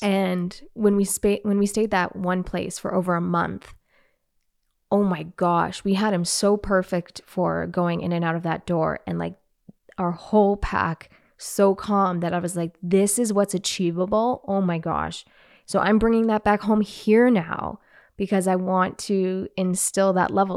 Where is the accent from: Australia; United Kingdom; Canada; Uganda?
Canada; I'm Canadian, eh?